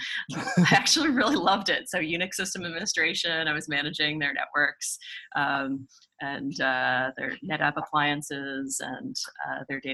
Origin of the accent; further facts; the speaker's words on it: Pittsburgh, Pennsylvania, United States; I grew up in Pittsburgh